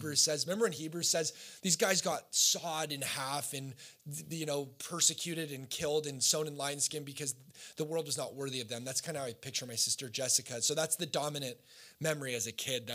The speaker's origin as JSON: {"language": "English", "town": "Costa Mesa", "region": "California", "country": "United States", "tie": "born or raised there", "also_born_or_lived": "Oregon", "said": "high school, we moved from Oregon to Orange County"}